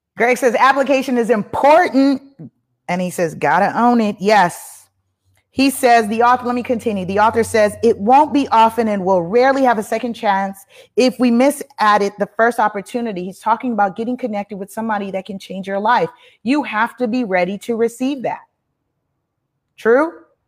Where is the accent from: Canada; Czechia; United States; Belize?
Belize; I'm from Belize. My folks is from Belize.